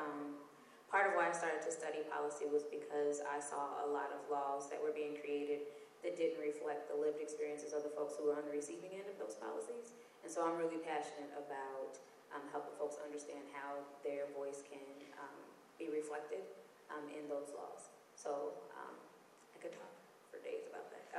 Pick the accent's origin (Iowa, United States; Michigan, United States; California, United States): Iowa, United States; Davenport; moved away as an adult; now in Minneapolis, United States; I'm from Davenport, Iowa. The neighborhood would be very similar to like a Frogtown